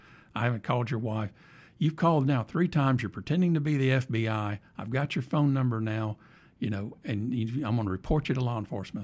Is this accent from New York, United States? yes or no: no; Anniston, Alabama, United States; I'm from Anniston